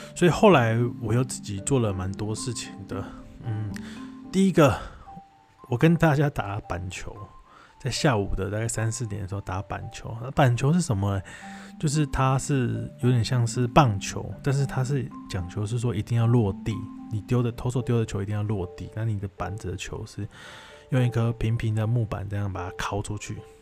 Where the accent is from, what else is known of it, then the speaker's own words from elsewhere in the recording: Taiwan; 就是知道你是从台湾来的，